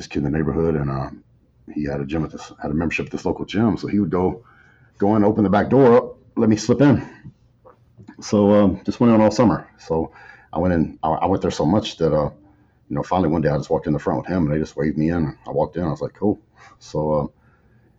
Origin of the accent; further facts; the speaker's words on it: West Texas, United States; I grew up in West Texas, small town